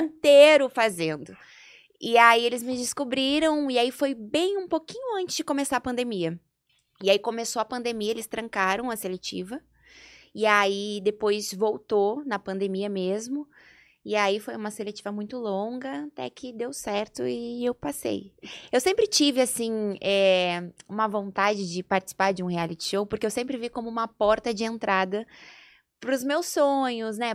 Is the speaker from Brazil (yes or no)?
yes; Porto Alegre, Rio Grande do Sul, Brazil; moved away as an adult; also born or lived in Gravataí / Rio de Janeiro; now in São Paulo, Brazil; E eu sou do sul, eu sou gaúcha de Porto Alegre